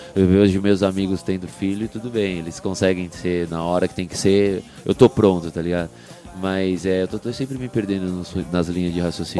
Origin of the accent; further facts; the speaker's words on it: Brazil; eu nasci no Brasil